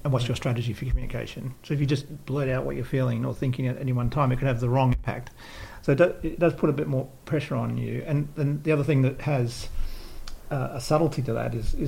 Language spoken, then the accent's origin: English; Australia; moved away; when I was brought up in Australia